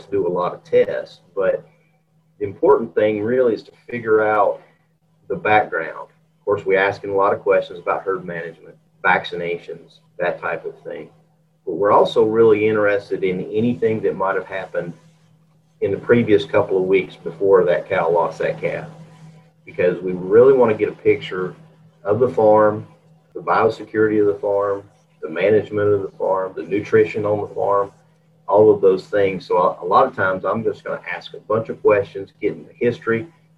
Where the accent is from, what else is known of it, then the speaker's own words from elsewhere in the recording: Georgia, United States; moved away as an adult; also born or lived in Texas / Colorado / Curtis, Nebraska; I grew up in Georgia